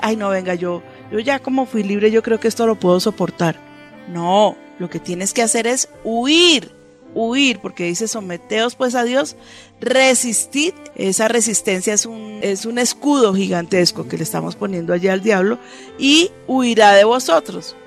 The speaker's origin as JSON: {"language": "Spanish", "country": "Colombia"}